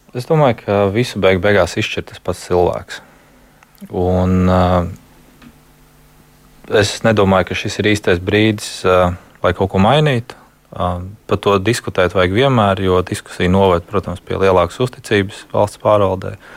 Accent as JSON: {"language": "Latvian", "country": "Latvia", "also_born_or_lived": "Germany", "moved": "as an adult", "said": "Kopš 18 gados es pārcēlos uz Vāciju. Tur es biju Latvijas latviečs, un tad es kaut kad atgriezos atpakaļ"}